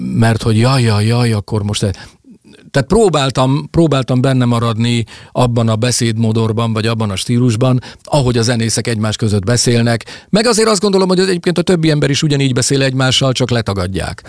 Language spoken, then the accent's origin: Hungarian; Hungary; also born or lived in Salgótarján / Budapest / Toronto; olyan helyen nőttem fel itt, amiről az előbb is meséltem, ahol 10, 10 kilométeres körzetben csak erdő és hegyek voltak